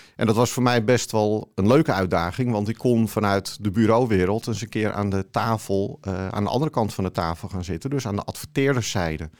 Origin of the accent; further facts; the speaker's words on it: Haarlemmermeer, North Holland, Netherlands; also born or lived in Amsterdam; now in Alkmaar, Netherlands; van oorsprong kom ik uit de Haarlemmermeer